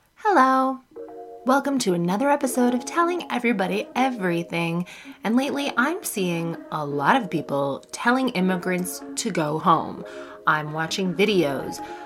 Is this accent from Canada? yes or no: yes; Canada; now in United Kingdom; I'm Canadian